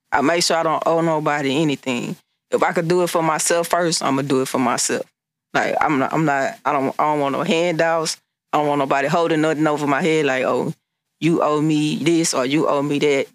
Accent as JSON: {"language": "English", "town": "Beaumont", "region": "Texas", "country": "United States", "said": "I'm from Beaumont, Texas"}